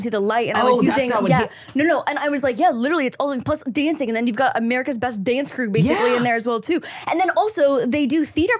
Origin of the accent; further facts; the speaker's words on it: Ontario, Canada; also born or lived in Toronto; as a Canadian